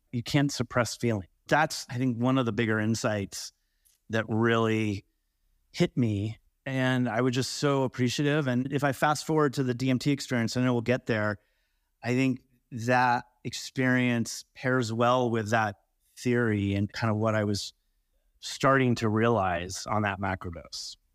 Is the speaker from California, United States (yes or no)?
yes; California, United States; also born or lived in Colorado; now in Montana, United States; I grew up in California